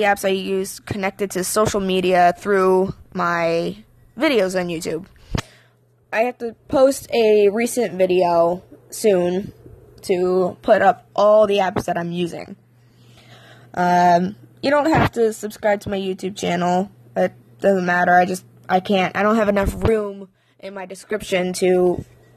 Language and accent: English; Pennsylvania, United States; I'm from Pennsylvania. I was born and raised here